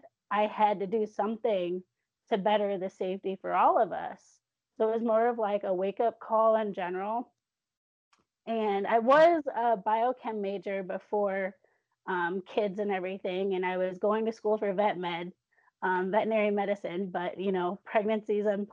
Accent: south of Chicago, Illinois, United States; moved away as an adult; also born or lived in Northern Alabama; now in Alabama, United States; I'm originally from Illinois in the Midwest, south of Chicago. But I'm currently living and raising my kids in Northern Bama

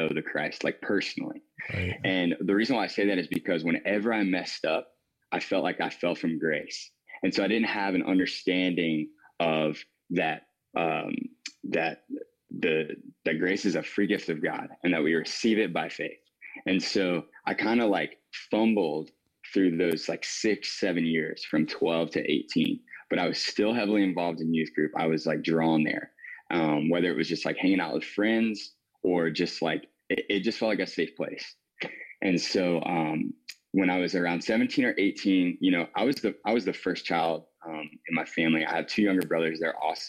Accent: Wanchese, North Carolina, United States; now in Kitty Hawk, United States; I grew up on the East Coast of North Carolina.

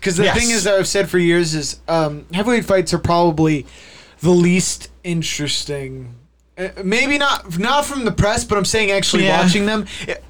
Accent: United States; As an American fan, it sucks seeing that.

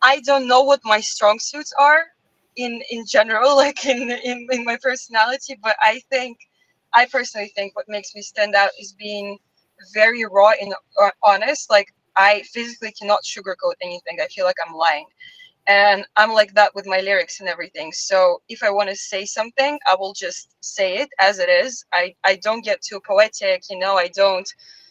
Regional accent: Russia; moved away; I'm from Russia

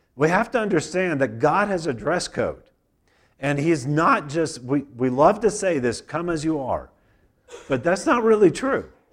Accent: United States; I grew up in America

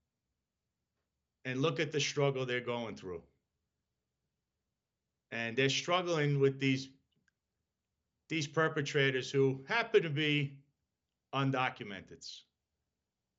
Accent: New York City, New York, United States; I was born in Brooklyn.

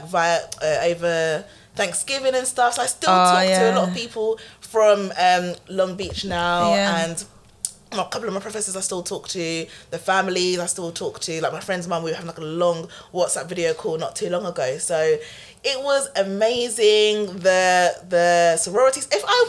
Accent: Ghana; But it's funny because here I'm just like, well, I'm from Ghana.

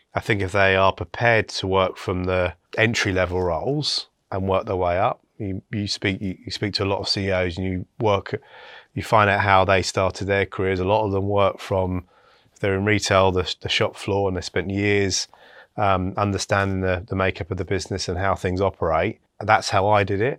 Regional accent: West Sussex, South East England, United Kingdom; also born or lived in Bristol; I was born in Bristol, um, then moved to, um, a part, a small village in West Sussex

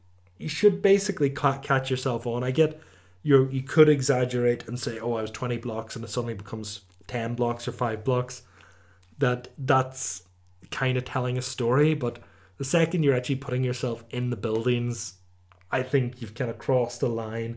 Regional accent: Omagh, Northern Ireland, United Kingdom; my hometown

